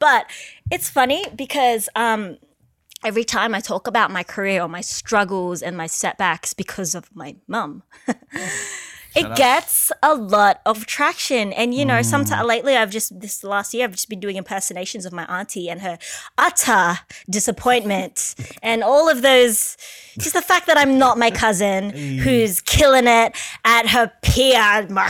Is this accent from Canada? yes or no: no; Philippines; now in Australia; I'm a woman of color. I'm Filipino and I just don't know many other Asians in this space in Australia doing this.